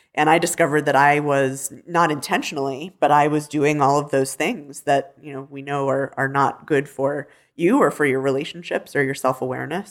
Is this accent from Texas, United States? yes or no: no; Denver, Colorado, United States; growing up in Denver, being a city girl